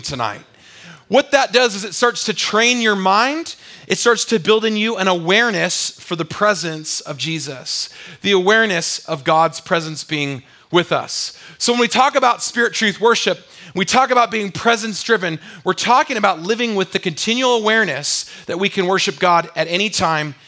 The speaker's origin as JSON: {"language": "English", "region": "California", "country": "United States", "moved": "yes", "lives_now": "Utah, United States", "said": "I'm from California."}